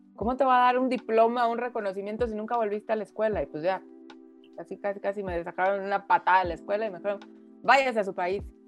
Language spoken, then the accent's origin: Spanish; Mexico; also born or lived in France; aquí en México vivimos muy protegidos, ¿no? Por nuestra familia